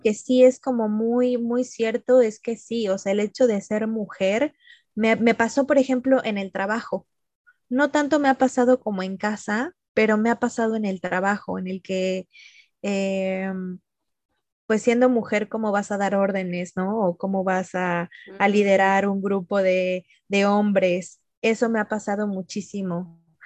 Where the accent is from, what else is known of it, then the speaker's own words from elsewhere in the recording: Mexico; moved away; como mexicanos también, o sea, nosotros saludamos de abrazo, de beso